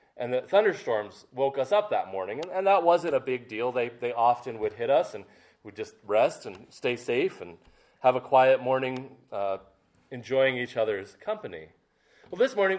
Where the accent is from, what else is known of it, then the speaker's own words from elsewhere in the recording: Maine, United States; I grew up in Maine along the coast